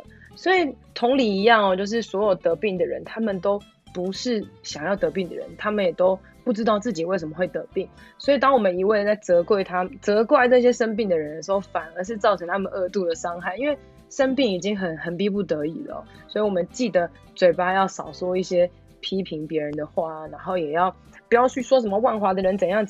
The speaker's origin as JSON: {"language": "Chinese", "region": "Taipei", "country": "Taiwan", "said": "因为我知道我是台北人，"}